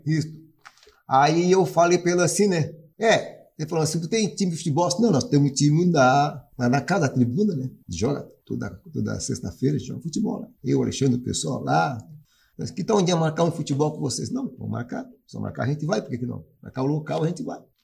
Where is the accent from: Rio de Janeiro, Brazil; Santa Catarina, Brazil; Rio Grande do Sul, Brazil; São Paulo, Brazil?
Santa Catarina, Brazil; Tubarão; also born or lived in Jaguaruna; now in Joinville, Brazil; eu sou natural de Tubarão, Santa Catarina. E eu morei, morava em Jaguaruna, terra da melancia